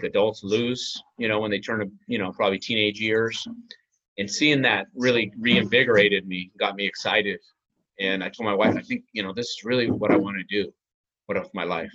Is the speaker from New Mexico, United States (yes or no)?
yes; New Mexico, United States; also born or lived in Las Vegas; now in St. Augustine, United States; I grew up in New Mexico.